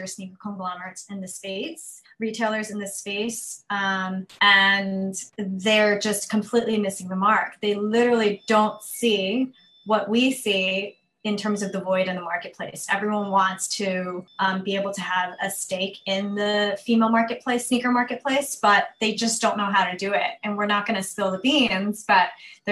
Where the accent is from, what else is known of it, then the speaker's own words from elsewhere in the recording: New York City, New York, United States; I'm originally from Queens, New York.